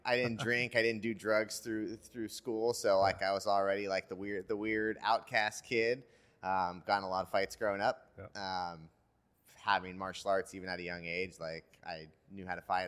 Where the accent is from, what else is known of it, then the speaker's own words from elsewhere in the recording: Petaluma, California, United States; now in Carlsbad, United States; I had a coach in Petaluma where I grew up in Northern California